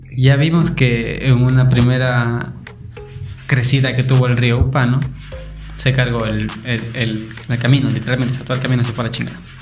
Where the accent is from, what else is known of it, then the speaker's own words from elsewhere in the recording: Ecuador; somos unos ecuatorianos multifacéticos, multiculturales